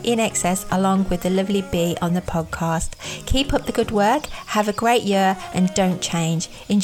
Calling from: United Kingdom; in the UK.

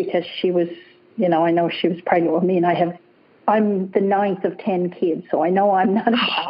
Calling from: British Columbia, Canada; Yes, I'm in British Columbia, Canada.

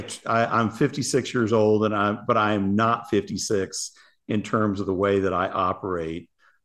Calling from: Paradise Valley, Arizona, United States; Paradise Valley, Arizona. It is hot.

